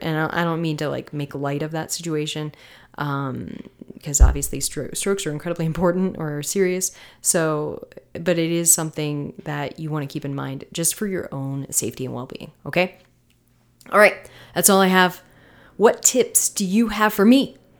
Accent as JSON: {"language": "English", "town": "Tampa", "region": "Florida", "country": "United States", "moved": "yes", "lives_now": "Colorado, United States", "said": "I'm from Florida. I'm from Tampa, you know, mid, mid central Florida and, uh, West Coast"}